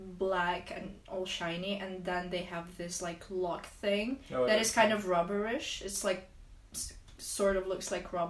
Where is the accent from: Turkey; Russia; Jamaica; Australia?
Russia; moved away; I'm from Russia, okay?